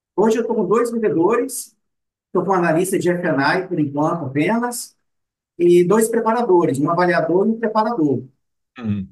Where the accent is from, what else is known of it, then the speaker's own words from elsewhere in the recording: Vitória, Espírito Santo, Brazil; Eu nasci aqui mesmo na Grande Vitória, nascido e criado na Grande Vitória